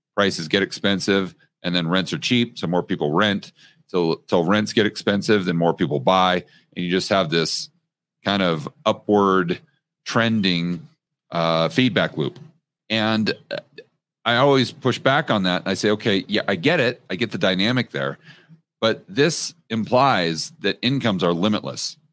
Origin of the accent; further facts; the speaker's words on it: United States; as an American